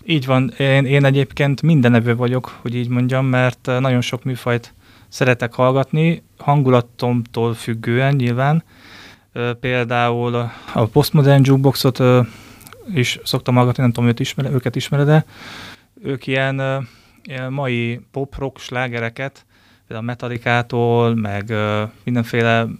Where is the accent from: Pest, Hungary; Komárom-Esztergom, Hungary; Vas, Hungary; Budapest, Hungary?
Komárom-Esztergom, Hungary; Ács; also born or lived in Dresden; én Ácsról származom